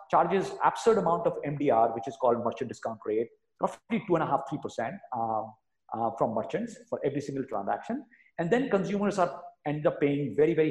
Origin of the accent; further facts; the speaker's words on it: India; moved away as an adult; also born or lived in New York City, United States; I grew up in India, went to the US to go to grad school, and then ended up working on Wall Street for almost 10 years.